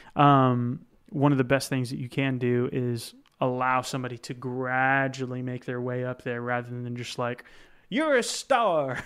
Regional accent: United States; I'm still an American

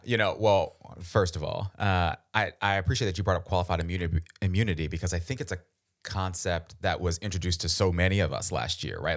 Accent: Baltimore, Maryland, United States; I'm from Baltimore

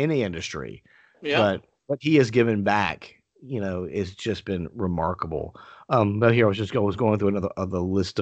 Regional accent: South Carolina, United States; growing up in South Carolina, we went to some matches at the Carolina Coliseum

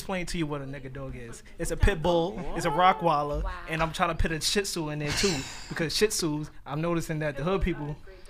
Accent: United States; as an American growing up.

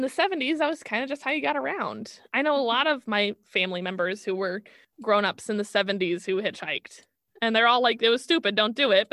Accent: Blue Springs, Missouri, United States; I was the Tomb Raider of Blue Springs, Missouri

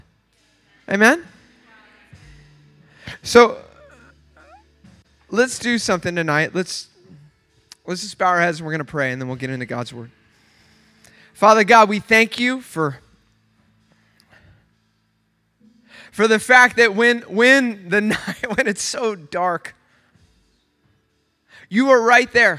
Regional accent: Oceanside, California, United States; I'm from Oceanside

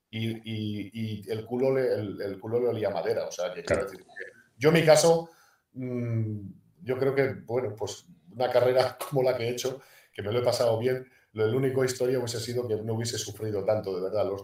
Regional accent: Málaga, Andalusia, Spain; la realidad es que yo me fui de Málaga y ha sido quizás, bueno, y, cuando me retiré del estudiante de los dos equipos que me he ido llorando, porque yo de Málaga no quería salir nunca a la vida.

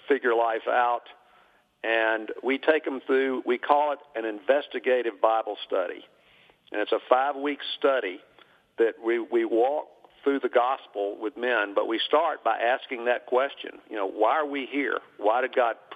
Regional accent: Birmingham, Alabama, United States; also born or lived in Tennessee; I was born and raised here in Birmingham.

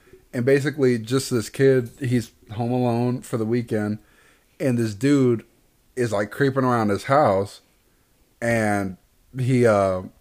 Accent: Houston, Texas, United States; born and raised in Houston

